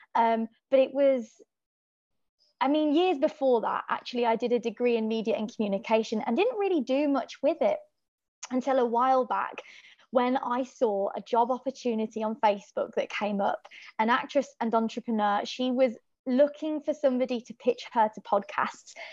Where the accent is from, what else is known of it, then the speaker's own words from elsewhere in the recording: Birmingham, West Midlands, United Kingdom; accent: Irish; also born or lived in Donegal, Ireland; I'm from Birmingham, England, but I would call home Ireland, Donegal, because that's where all of my family are from and that's where i spent every summer as a child